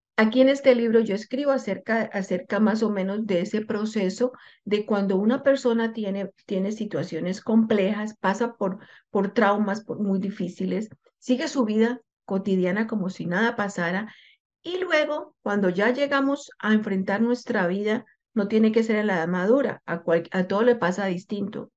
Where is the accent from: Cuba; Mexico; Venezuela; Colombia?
Colombia; moved away as an adult; yo soy eh, colombiana y yo hablo de mi cultura. Nosotros los colombianos